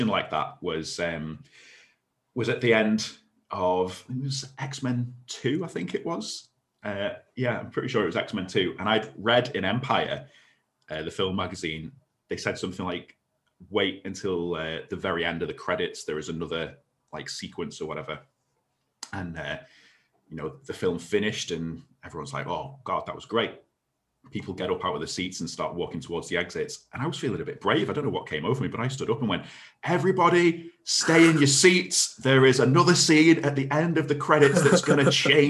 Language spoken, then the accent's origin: English; United Kingdom; I'm very British